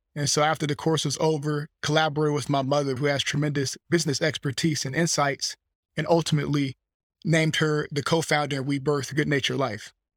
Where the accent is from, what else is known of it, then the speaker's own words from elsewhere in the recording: Fleming Island, Florida, United States; I was born in Fleming Island, Florida, about thirty minutes from Jacksonville, Northeast Florida